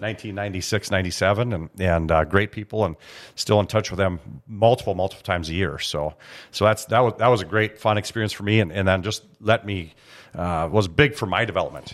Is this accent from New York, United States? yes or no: no; Grand Forks, North Dakota, United States; growing up in Grand Forks